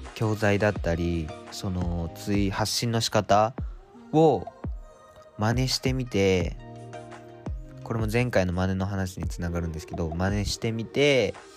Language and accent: Japanese; Japan; moved away as an adult; now in Tokyo, Japan; 国境の島から急に東京に上京してきた大学生